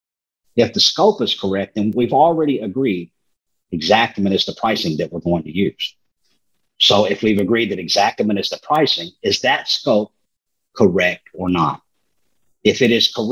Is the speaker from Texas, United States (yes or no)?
yes; Texas, United States; I'm from Texas